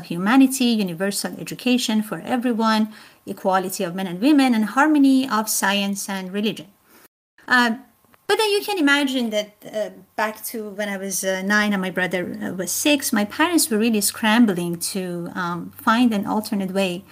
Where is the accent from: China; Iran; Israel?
Iran; moved away as an adult; now in Harleysville, United States; I was actually raised in Iran. And attended school there also